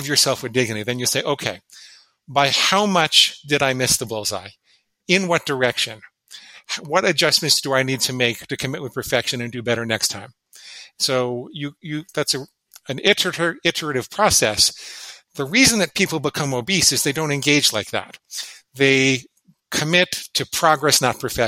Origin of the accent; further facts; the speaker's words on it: New York City, New York, United States; I grew up in and around New York City